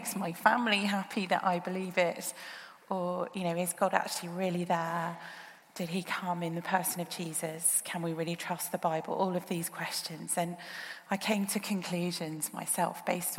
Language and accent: English; Birmingham, West Midlands, United Kingdom; moved away as an adult; also born or lived in Australia; now in Oxford, United Kingdom; moved back to the UK when I was young, and I grew up most of my childhood in Birmingham